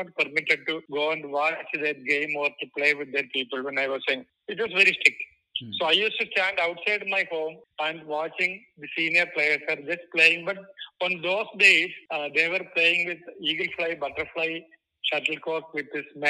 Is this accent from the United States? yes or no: no; Thiruvananthapuram, Kerala, India; I am from Trivandrum, which is the extreme southern part of India. You can say I'm from Kerala